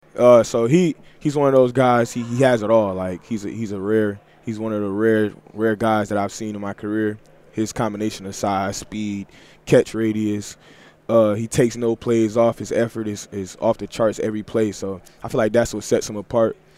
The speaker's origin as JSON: {"language": "English", "town": "Detroit", "region": "Michigan", "country": "United States", "tie": "born or raised there", "said": "growing up in Detroit"}